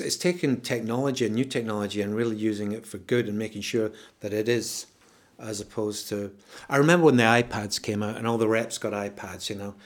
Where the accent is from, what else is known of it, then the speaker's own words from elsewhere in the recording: Scotland, United Kingdom; I'm Scottish